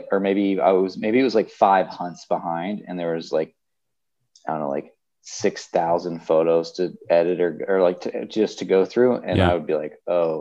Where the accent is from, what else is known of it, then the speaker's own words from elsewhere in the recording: Buford, Georgia, United States; moved away as an adult; also born or lived in Colorado; I grew up in Buford, Georgia, which is actually where I am today. I'm in Buford, Georgia, and I'm at my parents' farm.